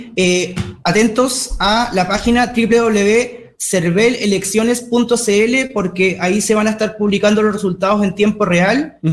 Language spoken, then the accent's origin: Spanish; Magallanes and Chilean Antarctica, Chile; chileno, magallánico